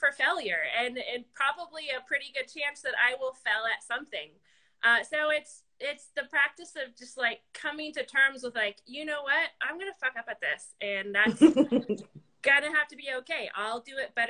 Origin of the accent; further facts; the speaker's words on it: Las Vegas, Nevada, United States; moved away; I grew up in Las Vegas. That is where I graduated high school and went to some college.